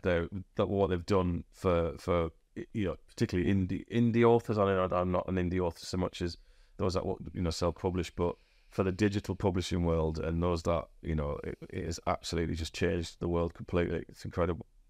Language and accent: English; Huddersfield, Yorkshire and the Humber, United Kingdom; also born or lived in Australia; I'm from Huddersfield and I grew up in the shadow